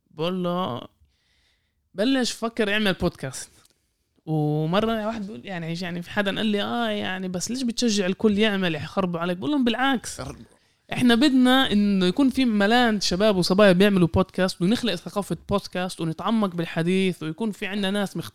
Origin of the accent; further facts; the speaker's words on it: Palestine; يعني حتى مش كاقليه كفلسطيني احنا كميه المواد اللي انكتبت علينا